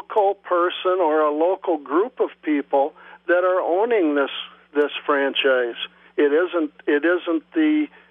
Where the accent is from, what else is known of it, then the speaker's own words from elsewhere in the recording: Minnesota, United States; now in Onalaska, United States; I grew up in Minnesota